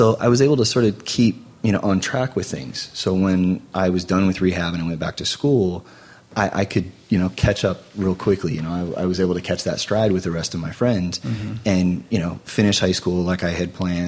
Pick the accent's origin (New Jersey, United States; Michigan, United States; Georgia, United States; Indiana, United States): Michigan, United States; near Mary Free Bed hospital; close to my hometown